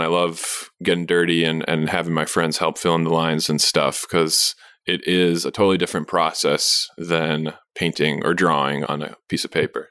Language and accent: English; Madison, Wisconsin, United States; also born or lived in San Francisco, California / Minnesota / New York City; I'm from Madison, but I went to school in Mini-, Minnesota, and I was sort of from the West Side